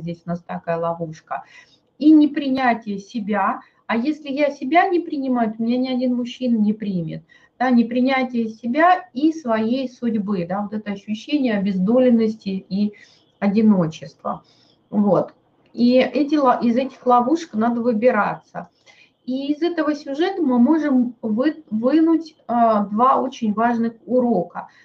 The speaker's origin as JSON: {"language": "Russian", "town": "Novosibirsk", "region": "Novosibirsk Oblast", "country": "Russia", "said": "мой муж с Кавказа, а я вот тут из Новосибирска"}